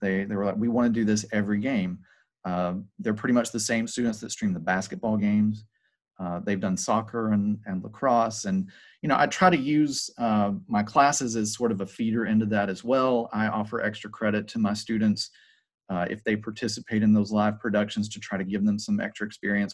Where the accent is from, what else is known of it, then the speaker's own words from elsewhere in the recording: Hiram, Georgia, United States; also born or lived in Southern California; I'm actually from Paulding County. I, I graduated from Paulding County High School. Uh, I grew up in Hiram